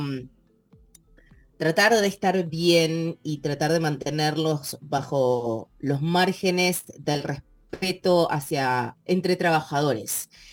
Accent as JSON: {"language": "Spanish", "region": "Mendoza", "country": "Argentina", "tie": "born or raised there", "moved": "yes", "said": "yo nací en Mendoza y me crié"}